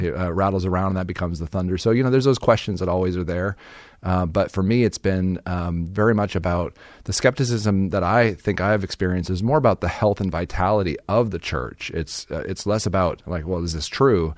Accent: Phoenix, Arizona, United States; I was, uh, born and raised in Phoenix, Arizona

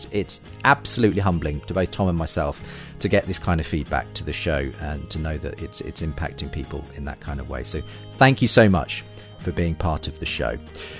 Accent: United Kingdom; I'm very British when it comes to talking about my faith openly

